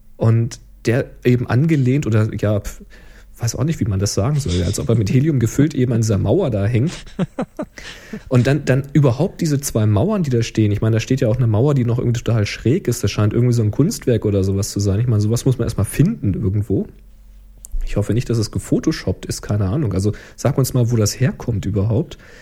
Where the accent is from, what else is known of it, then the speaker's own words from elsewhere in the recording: Germany; dass ich Deutsch bin